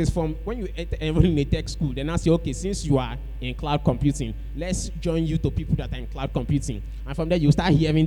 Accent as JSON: {"language": "English", "town": "Calabar", "region": "Cross River", "country": "Nigeria", "tie": "born or raised there", "said": "We grew up in Calabar together"}